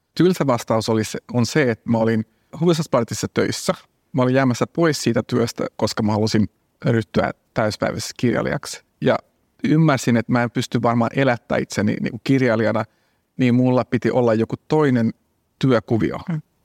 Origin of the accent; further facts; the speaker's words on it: Jakobstad, Ostrobothnia, Finland; now in Helsinki, Finland; mä oon asunut Helsingissä 25 vuotta, mm. mutta mä oon Pietasaaresta kotoisin